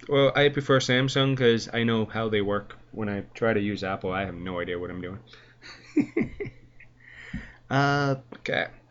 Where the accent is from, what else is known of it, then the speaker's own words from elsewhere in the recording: Canada; I'm a Canadian boy through through and through